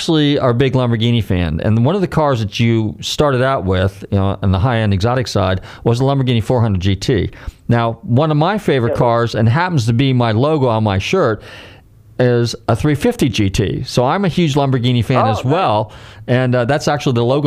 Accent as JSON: {"language": "English", "region": "California", "country": "United States", "moved": "yes", "lives_now": "Florida, United States", "said": "I'm originally from California as well, like you are, and even though I live in Florida"}